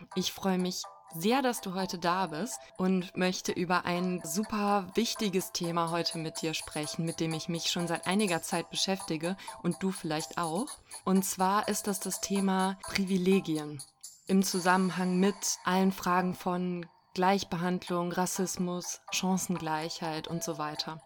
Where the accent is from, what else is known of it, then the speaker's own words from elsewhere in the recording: Cologne-Bonn area, North Rhine-Westphalia, Germany; now in Berlin, Germany; ich komme aus dem Köln-Bonner Raum ursprünglich